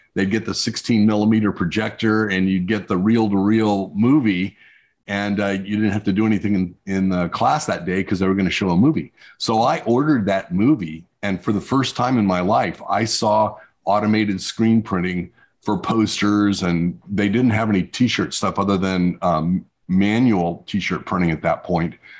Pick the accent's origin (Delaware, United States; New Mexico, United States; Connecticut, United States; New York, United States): New Mexico, United States; I grew up in New Mexico in the desert.